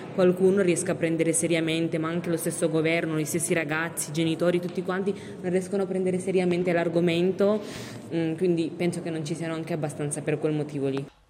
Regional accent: Pakistan; now in Turin, Italy; io sono asiatica, vengo dal Pakistan

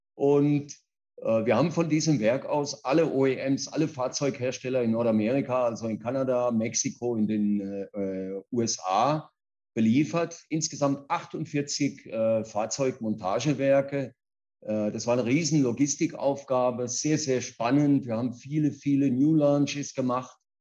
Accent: Kaiserslautern, Rhineland-Palatinate, Germany; moved away as an adult; also born or lived in Mannheim / Karlsruhe / Ruhr area / Spain; now in São Paulo, Brazil; Ich bin in Kaiserslautern in Deutschland geboren, in der Pfalz aufgewachsen, habe in Mannheim Abi gemacht

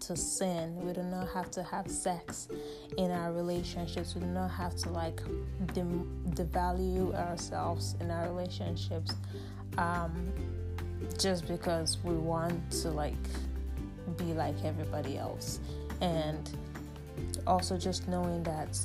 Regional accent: Nigeria; Nigeria. That's my home country

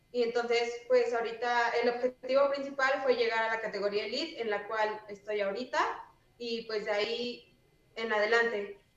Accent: Puebla, Mexico; una compañera me preguntó que si yo era de Puebla y le dije que sí

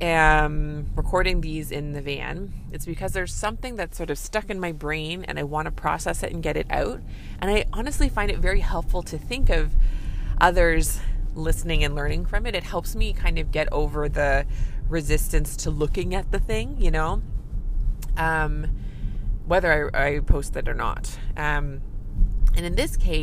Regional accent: Canada; I'm a Canadian family physician

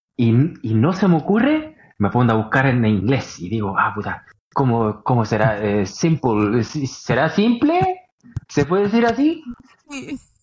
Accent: Oslo, Norway; en donde yo nací en Holmland

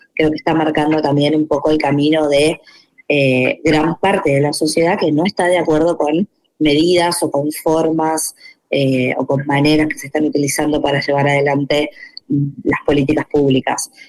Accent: Argentina

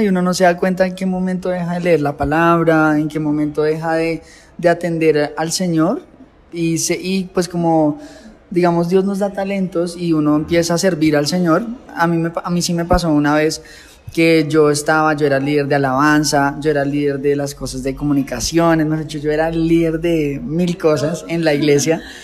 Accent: Facatativá, Cundinamarca, Colombia; moved away; Soy de la ciudad de Facatativá, es un municipio ubicado a más o menos 50 kilómetros de, de Bogotá, que es la capital de Colombia

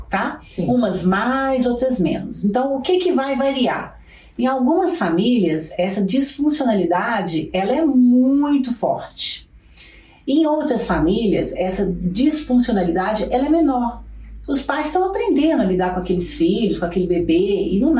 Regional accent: Belo Horizonte, Minas Gerais, Brazil; Sou de Belo Horizonte. É sou, eu sou metade, eu sou metade de Belo Horizonte, metade do Rio de Janeiro.

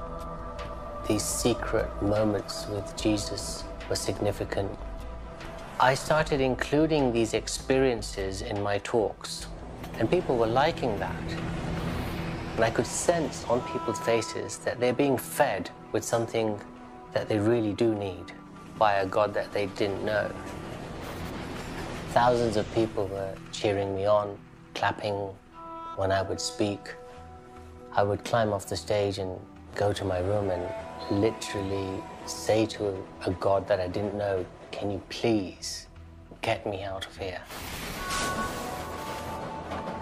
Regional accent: London, United Kingdom; Growing up in London, my parents were Hindus.

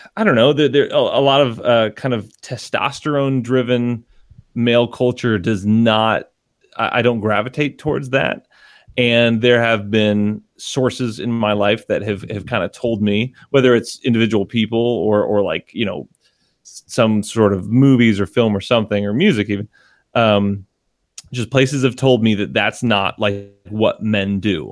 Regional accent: Connecticut, United States; we are from Connecticut

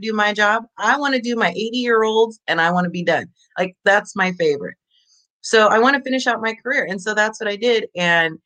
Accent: Orland, California, United States; I am born and raised in a little tiny one Taco Bell town called Orland

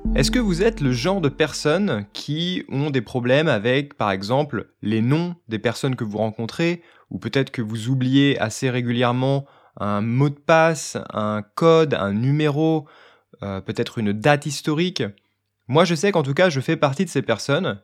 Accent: France; je suis français

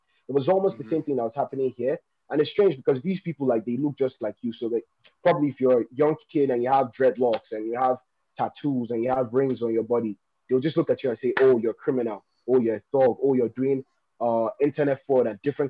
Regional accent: Abuja, Federal Capital Territory, Nigeria; also born or lived in Taraba State, Nigeria; I'm from Taraba State, Nigeria. But I was born and raised here in the capital city, Abuja, here in Nigeria.

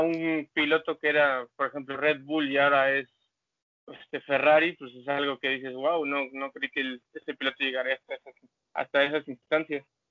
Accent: Mexico City, Mexico; la Ciudad de México

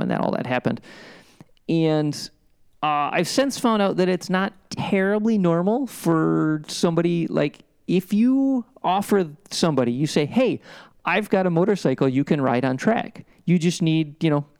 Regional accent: Midwest, United States; growing up in the Midwest in the 80s

